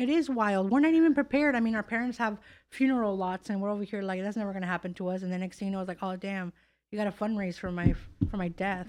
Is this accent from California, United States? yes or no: yes; California, United States; moved away; also born or lived in Chicago / Miami / New York; I'm born and raised in California